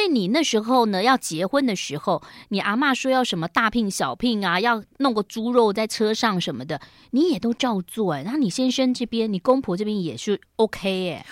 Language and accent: Chinese; Yilan County, Taiwan; 我的小时候童年在宜兰过得觉得也蛮开心的，只是说因为爸妈都在上班，所以我就是被丢在那个幼稚园，幼儿园